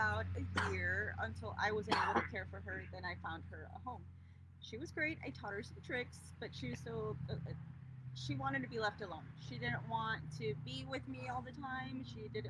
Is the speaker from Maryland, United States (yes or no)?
no; Laredo, Texas, United States; So I'm from South Texas. I'm from a little, it's not little anymore. I'm from a city called Laredo, Texas